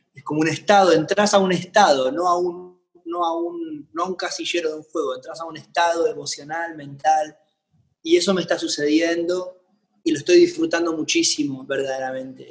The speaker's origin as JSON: {"language": "Spanish", "country": "Argentina", "said": "mi gira de verano de festivales en mi país"}